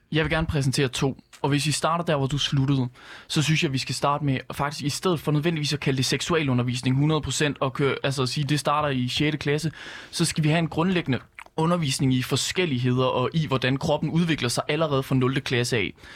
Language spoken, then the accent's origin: Danish; West Jutland, Central Denmark Region, Denmark; Vestjylland, hvor jeg kommer fra